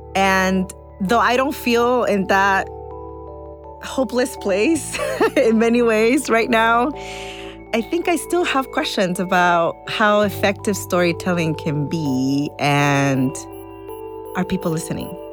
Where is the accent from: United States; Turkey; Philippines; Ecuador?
Ecuador; moved away; I was born in Ecuador